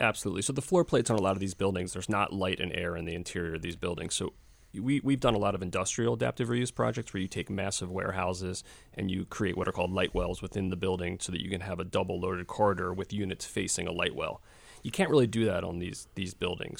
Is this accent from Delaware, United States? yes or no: no; Philadelphia, Pennsylvania, United States; I, I grew up here in Philadelphia in the late seventies, eighties, and early nineties